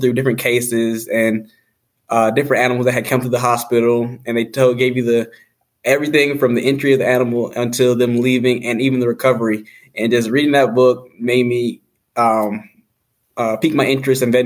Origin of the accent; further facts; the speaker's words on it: Marietta, Georgia, United States; moved away as an adult; also born or lived in Jefferson City, Missouri; now in West Lafayette, United States; I am from Marietta, Georgia.